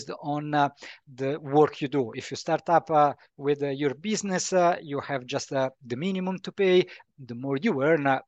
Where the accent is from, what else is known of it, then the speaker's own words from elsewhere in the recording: Italy; moved away as an adult; also born or lived in Rome / Bradford, United Kingdom; now in Germany; I come from Italy